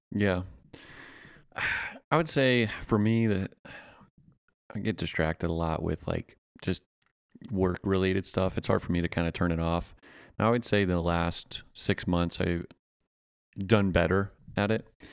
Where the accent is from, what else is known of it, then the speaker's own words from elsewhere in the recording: Pennsylvania, United States; now in Augusta, United States; I'm a transplant from Pennsylvania